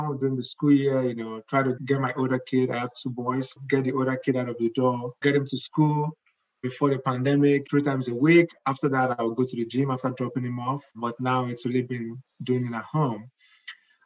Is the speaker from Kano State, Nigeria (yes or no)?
no; Lagos, Nigeria; moved away as an adult; also born or lived in eastern Nigeria (Igbo land); now in United States; I was born and I grew up in Nigeria, in Lagos, the craziest city in the world, most likely.